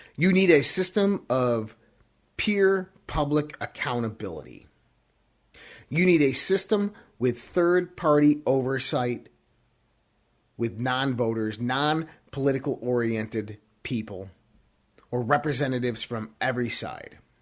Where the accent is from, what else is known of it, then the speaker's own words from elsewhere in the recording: United States; we as an American people